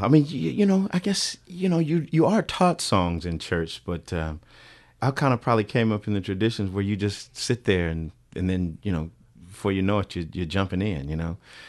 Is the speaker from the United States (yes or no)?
yes; Bakersfield, California, United States; back in my time in Bakersfield, communities probably were separated pretty well by the railroad tracks.